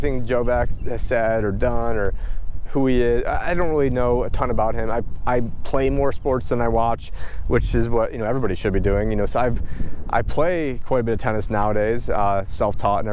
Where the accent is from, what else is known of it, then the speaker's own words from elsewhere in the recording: New York, United States; moved away; I'm originally from New York